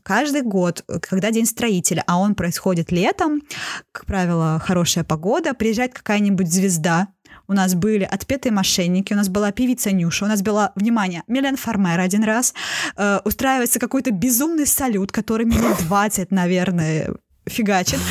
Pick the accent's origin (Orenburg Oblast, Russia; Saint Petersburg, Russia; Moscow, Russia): Saint Petersburg, Russia; коренной петербурженки